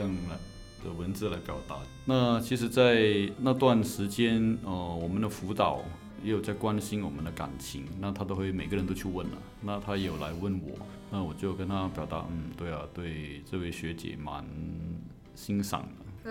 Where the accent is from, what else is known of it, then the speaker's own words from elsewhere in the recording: Malaysia; 在马来西亚，我们这边华人的观念都是先成家再立业了